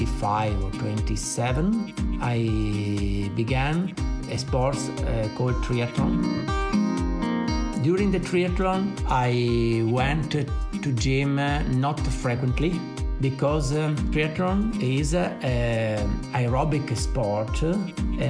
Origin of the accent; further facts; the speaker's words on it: Italy; English is a second language; I'm from Italy